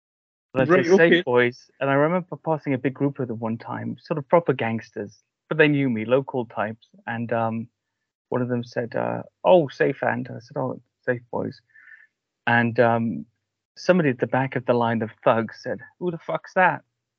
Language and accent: English; Cardiff, Wales, United Kingdom; Cardiff, Wales.